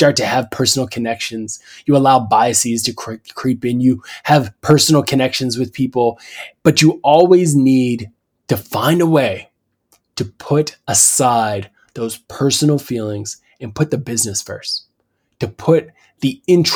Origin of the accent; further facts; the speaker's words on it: Canada; As a Canadian